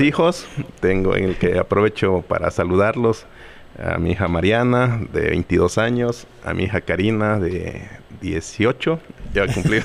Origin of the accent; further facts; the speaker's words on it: coast of Guerrero, Mexico; now in Chilpancingo, Mexico; mi pueblo, en la costa